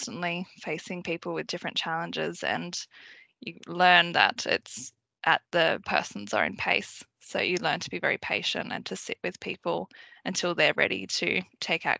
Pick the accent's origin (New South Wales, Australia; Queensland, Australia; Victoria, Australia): New South Wales, Australia; Sydney; So I grew up in Western Sydney. That's where I spent most of my childhood